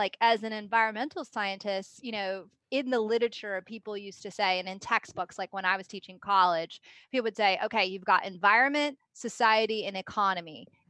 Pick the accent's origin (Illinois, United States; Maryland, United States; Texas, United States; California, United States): California, United States; Los Angeles; So I grew up in Los Angeles in the Reagan-Bush era, and I was in the greater Los Angeles area